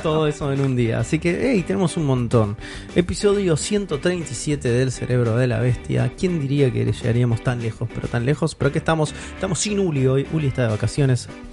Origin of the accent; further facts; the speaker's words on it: Argentina; Somos argentinos